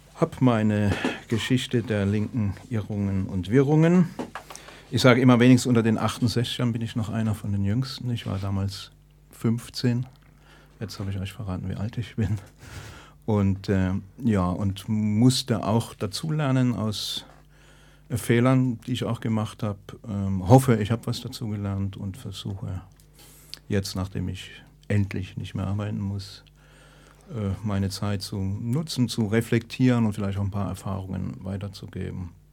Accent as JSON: {"language": "German", "town": "Stuttgart", "region": "Baden-Württemberg", "country": "Germany", "said": "ich komme aus Stuttgart"}